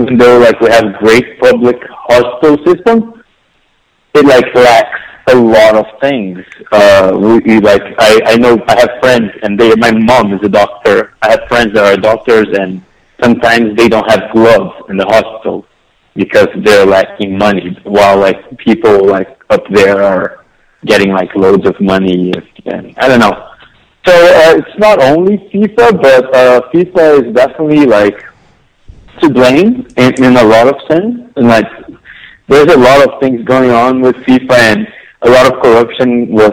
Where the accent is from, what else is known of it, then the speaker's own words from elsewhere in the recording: Rio de Janeiro, Brazil; moved away as an adult; now in New York City, United States; I was born and raised over there, and it's like, and I love the people. I love like the warmth of, I'm from Rio originally